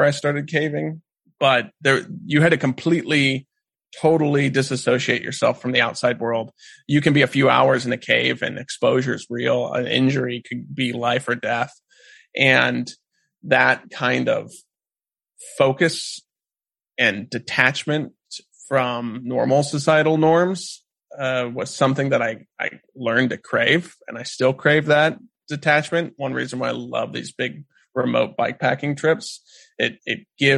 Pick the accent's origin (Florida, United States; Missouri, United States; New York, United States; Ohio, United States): Missouri, United States; South Central; moved away as an adult; also born or lived in Alaska; I grew up in South Central Missouri